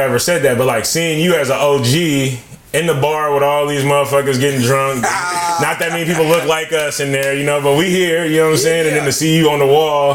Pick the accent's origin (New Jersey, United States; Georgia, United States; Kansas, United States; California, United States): California, United States; Richmond; now in Oakland, United States; I spent most of my younger years in the Rich, too. Like, when somebody asked me where I'm from, I told them I'm from Richmond